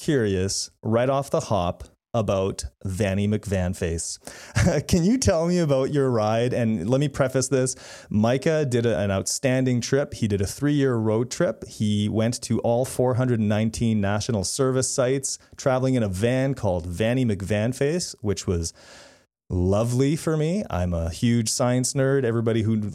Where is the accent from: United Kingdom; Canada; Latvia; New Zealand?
Canada; also born or lived in Manitoba; I'm a Canadian.